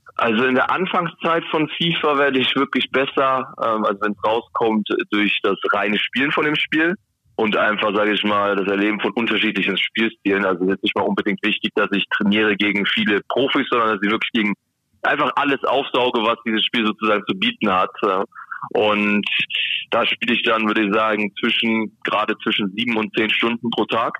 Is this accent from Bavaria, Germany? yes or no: yes; Helmbrechts, Bavaria, Germany; also born or lived in Bayreuth; now in Bremen, Germany; ich komme auch nicht ganz um die Ecke hier aus Bremen, sondern ich bin ähm, komme aus Franken und zwar geboren in Bayreuth, ähm, gebürt oder äh, gelebt in Helmbrecht